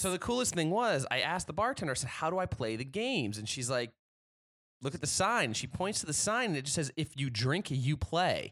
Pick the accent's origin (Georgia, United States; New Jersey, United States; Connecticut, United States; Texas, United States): Connecticut, United States; New Haven; moved away; growing up in New Haven